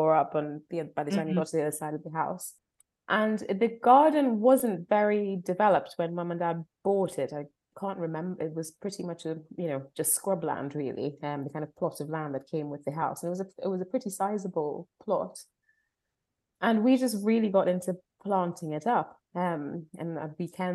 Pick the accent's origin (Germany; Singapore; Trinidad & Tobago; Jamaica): Trinidad & Tobago; moved away as an adult; now in Somerset, United Kingdom; I was born and brought up in Trinidad and Tobago in the Caribbean and lived there until I was 19